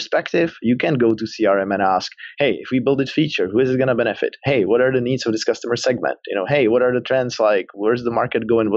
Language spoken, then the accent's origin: English; Prague, Czechia; moved away as an adult; also born or lived in Silicon Valley, United States; I'm from the Czech Republic, from Prague originally, that's the accent, but then I moved to Silicon Valley